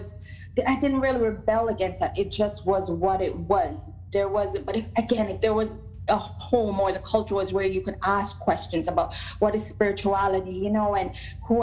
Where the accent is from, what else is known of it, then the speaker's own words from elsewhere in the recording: Jamaica; moved away; even as a young person growing up in Jamaica